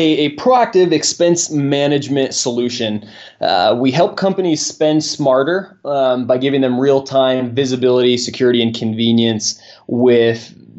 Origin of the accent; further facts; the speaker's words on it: Nevada, United States; Well, I'm from Nevada, so I basically have to pick all my sports teams